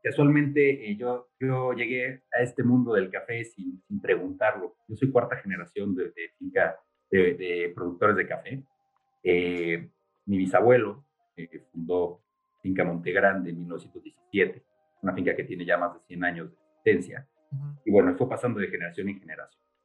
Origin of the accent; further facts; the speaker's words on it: Mexico City, Mexico; yo soy chilango y, crecí aquí en la Ciudad de México